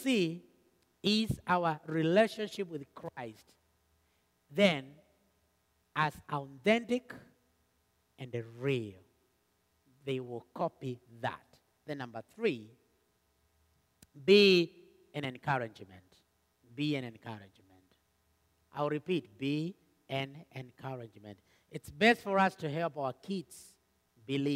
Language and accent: English; Kenya; moved away; we came from Kenya